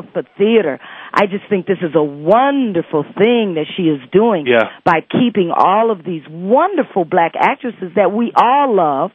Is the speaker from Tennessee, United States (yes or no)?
no; Detroit, Michigan, United States; moved away; Detroit, which happens to be my hometown.